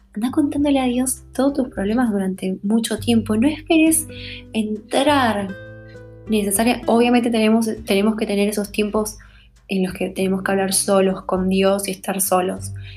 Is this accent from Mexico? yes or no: no; Bolivia; como decimos en Bolivia